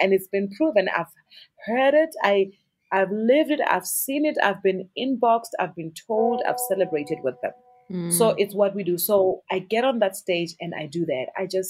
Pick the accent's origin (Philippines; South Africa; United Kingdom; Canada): South Africa; It's confidence in who you are as a South African artist. The power, our sound, not even our music, our sound, our colors of the clothing, the food we eat, our language, you know.